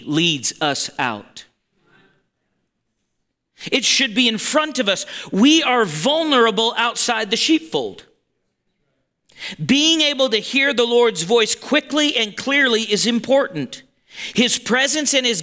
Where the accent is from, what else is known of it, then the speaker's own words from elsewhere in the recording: Montana, United States; we're from Montana